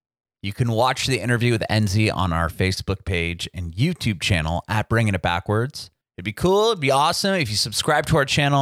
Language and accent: English; California, United States; moved away as an adult; now in Nashville, United States; I'm from California as well originally